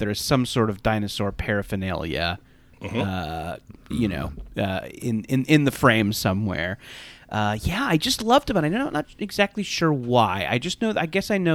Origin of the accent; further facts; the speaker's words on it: Orange County, California, United States; I grew up in Orange County, Orange County, California